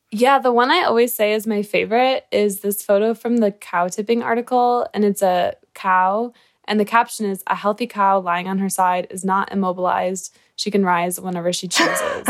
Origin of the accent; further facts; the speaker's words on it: Michigan, United States; I'm from Michigan, and I'm in college